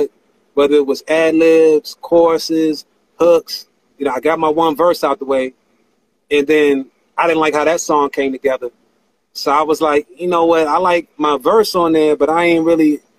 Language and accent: English; Chillum, Maryland, United States; I grew up in the Chillum area off of Michigan Avenue out northeast